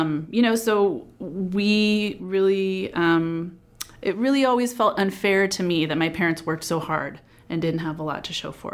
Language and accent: English; Sonora, California, United States; I was born and raised in Sonora in the foothills near Yosemite